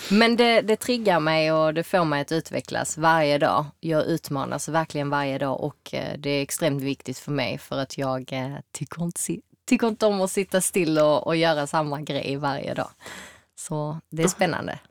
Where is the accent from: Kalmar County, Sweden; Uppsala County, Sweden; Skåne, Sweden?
Skåne, Sweden; Malmö; also born or lived in New York; jag är född och uppväxt här i Malmö